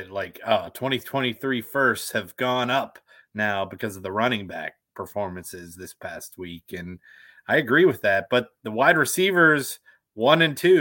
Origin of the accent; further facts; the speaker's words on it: Pittsburgh, Pennsylvania, United States; I grew up in Pittsburgh